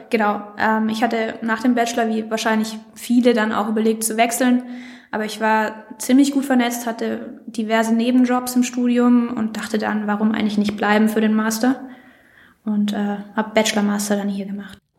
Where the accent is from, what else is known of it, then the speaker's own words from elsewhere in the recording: Villingen-Schwenningen, Baden-Württemberg, Germany; moved away; Ich komme aus Villingen-Schwenningen